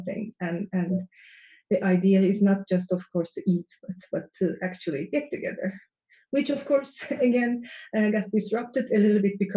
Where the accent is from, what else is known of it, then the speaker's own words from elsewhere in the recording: Turkey; moved away; I come from Turkey